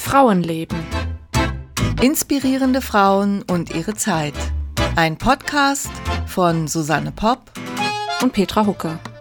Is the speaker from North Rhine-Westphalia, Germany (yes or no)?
no; Bad Bergzabern, Rhineland-Palatinate, Germany; moved away; In meiner alten Heimat in Bad Bergzabern